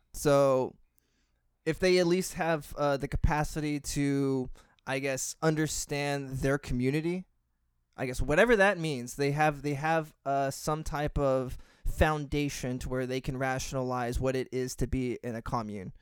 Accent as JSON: {"language": "English", "region": "Texas", "country": "United States", "tie": "born or raised there", "said": "growing up in Texas, and, I mean, geez, I grew up in a Hispanic family"}